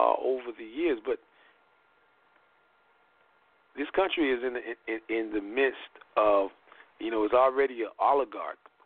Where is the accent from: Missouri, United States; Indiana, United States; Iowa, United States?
Indiana, United States; my hometown of Indiana